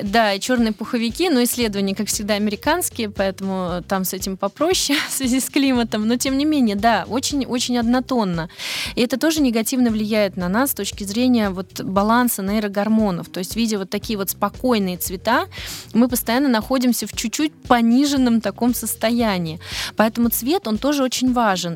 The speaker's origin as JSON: {"language": "Russian", "region": "Moscow", "country": "Russia", "tie": "born or raised there", "also_born_or_lived": "Netherlands / Belgium", "moved": "yes", "lives_now": "Snegiri, Russia", "said": "я москвичка, ну, в смысле, по рождению"}